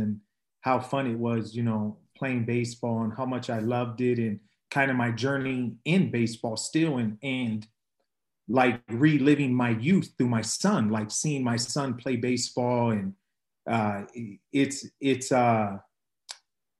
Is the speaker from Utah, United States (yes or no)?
no; Ontario, California, United States; I grew up in Ontario, California. I would say that I grew up there for most of my youth, my childhood